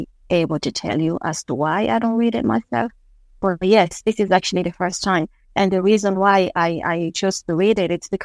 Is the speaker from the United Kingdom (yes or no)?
no; DR Congo; now in Dublin, Ireland; I am a poet from the Democratic Republic of Congo, based in Ireland, in Dublin